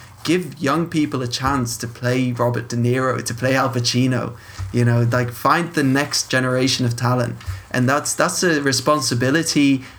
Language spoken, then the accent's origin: English; Leuven, Flanders, Belgium